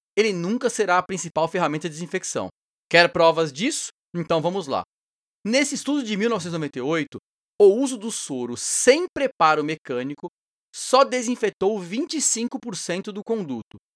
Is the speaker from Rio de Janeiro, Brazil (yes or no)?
no; São Paulo, Brazil; de São Paulo, minha terra natal